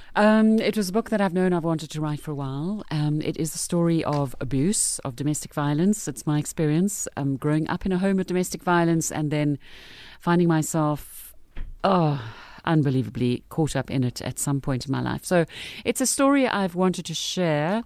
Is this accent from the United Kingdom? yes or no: no; Brits, North West, South Africa; I grew up in Brits